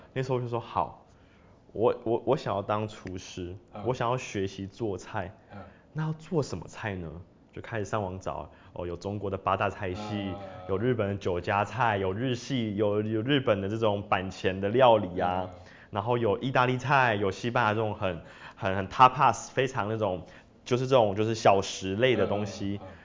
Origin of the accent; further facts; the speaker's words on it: Taiwan; moved away as an adult; also born or lived in France; 就是一个台湾人